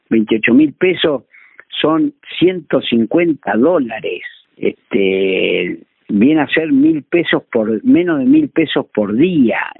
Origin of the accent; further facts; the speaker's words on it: Villa Iris, Buenos Aires, Argentina; este problema de que la cabecera de partido es Puan, el pueblo con más habitantes de Argueira, y yo soy de Villaíri.